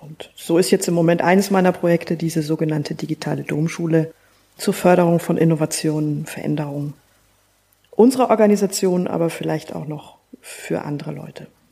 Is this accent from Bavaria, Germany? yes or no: yes; Northern Bavaria, Germany; in Bayern, da komme ich her aus Nordbayern.